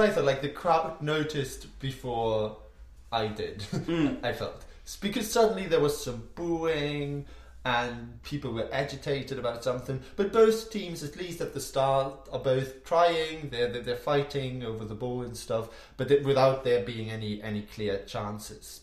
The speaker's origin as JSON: {"language": "English", "region": "Hamburg", "country": "Germany", "tie": "born or raised there", "said": "actually played for my hometown club, ah. Hamburg"}